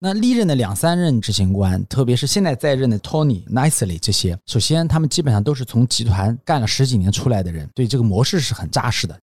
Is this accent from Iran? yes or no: no; China; 我们中国人比较急